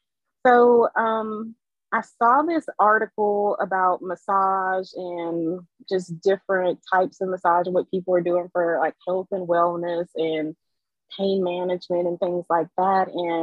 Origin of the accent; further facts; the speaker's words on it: Germany; moved away; also born or lived in Lafayette, United States; So I was born in Lafayette. I'm a military brat. So when I was three, my parents moved to East Germany.